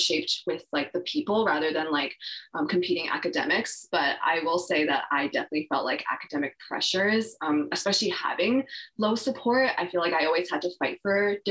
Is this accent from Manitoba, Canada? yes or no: no; Vancouver, British Columbia, Canada; I grew up in Vancouver.